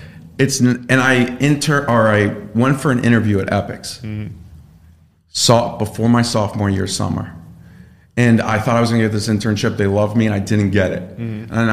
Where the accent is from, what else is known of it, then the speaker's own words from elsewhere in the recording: Connecticut, United States; I grew up in Connecticut, played sports.